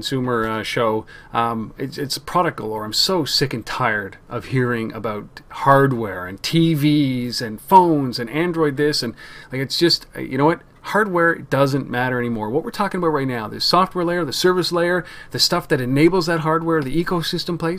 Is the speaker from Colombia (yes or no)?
no; Canada; we wouldn't be Canadian